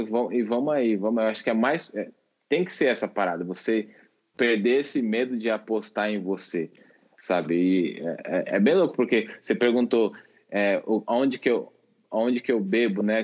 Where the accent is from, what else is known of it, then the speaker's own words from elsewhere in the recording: São Paulo, Brazil; also born or lived in Minas Gerais; Sou nascido em São Paulo, mas estava morando lá.